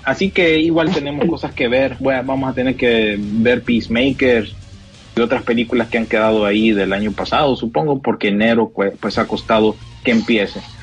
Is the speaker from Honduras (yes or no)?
yes; Honduras; nosotros como hondureños